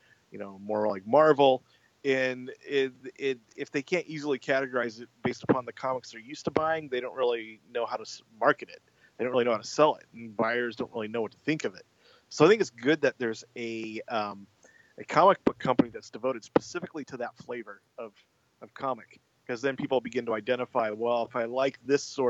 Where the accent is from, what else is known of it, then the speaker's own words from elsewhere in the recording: United States; as an American writer